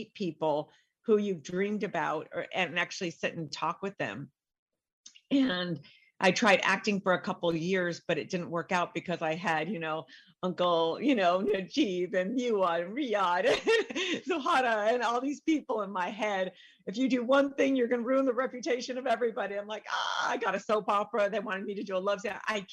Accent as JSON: {"language": "English", "town": "San Diego", "region": "California", "country": "United States", "tie": "born or raised there", "also_born_or_lived": "Hollywood", "said": "I went to San Diego State because I grew up in San Diego"}